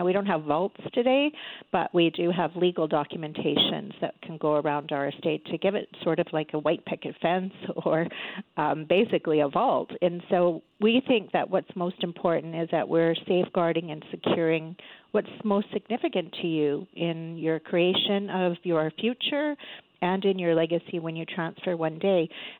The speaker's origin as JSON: {"language": "English", "country": "Canada", "said": "Only 1/3 of us as a Canadian population have a will"}